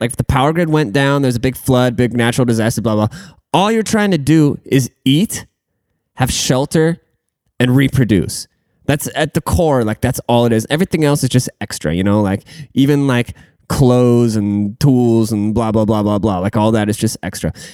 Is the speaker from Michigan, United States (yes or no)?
no; Washington, United States; I'm from Washington State